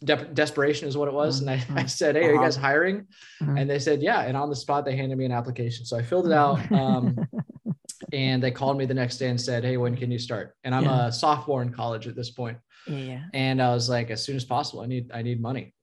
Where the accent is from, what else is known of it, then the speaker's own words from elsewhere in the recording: Beaverton, Oregon, United States; I grew up in Beaverton